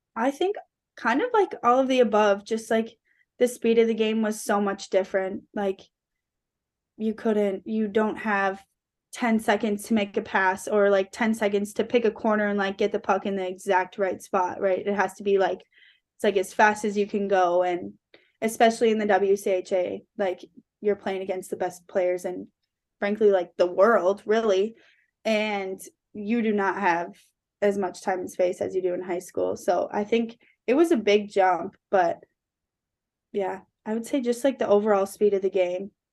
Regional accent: Forest Lake, Minnesota, United States; growing up in Forest Lake, my dad, he's, like, my best friend

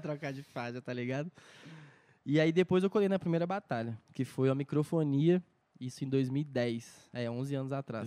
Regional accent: Brasília, Federal District, Brazil; also born or lived in Patos de Minas, Minas Gerais; eu nasci em Minas, Patos de Minas, mas vim morar em Brasília, sei lá, eu tinha um, um ano, dois anos

